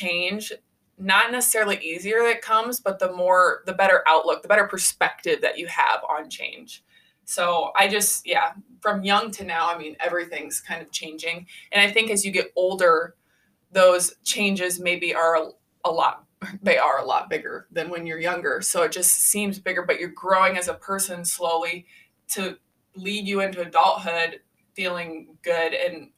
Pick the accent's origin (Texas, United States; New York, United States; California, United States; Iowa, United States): Iowa, United States; I was born and raised in Iowa. So I just like, okay, I'll stay in Iowa